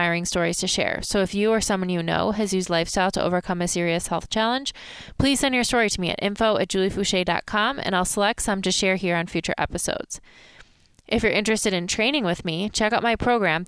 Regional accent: Michigan, United States; I'm from Michigan. And it's not Chicago, but it is the Midwest

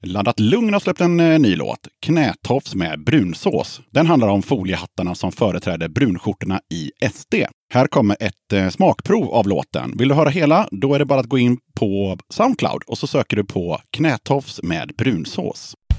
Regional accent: Gothenburg, Västra Götaland, Sweden; Born and raised i Göteborg

